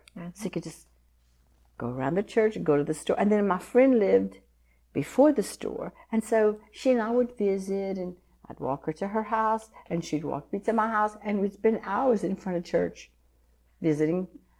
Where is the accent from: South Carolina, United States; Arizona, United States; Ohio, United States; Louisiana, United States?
Louisiana, United States; Scott; born or raised there